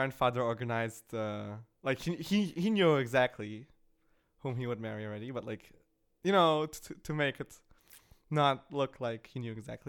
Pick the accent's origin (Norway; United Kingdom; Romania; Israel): Israel; Jerusalem, Jerusalem District; born there; Yeah, so I was born in Israel.